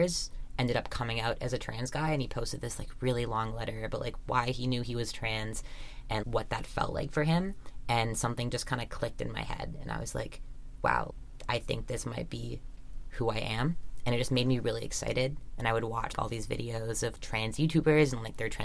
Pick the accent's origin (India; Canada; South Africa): Canada; Vancouver, British Columbia; growing up in Vancouver